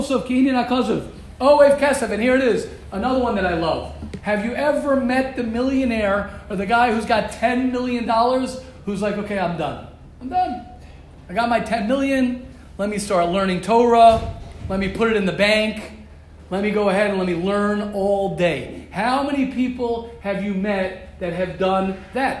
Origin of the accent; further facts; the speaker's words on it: United States; moved away; I'm American. I will always be American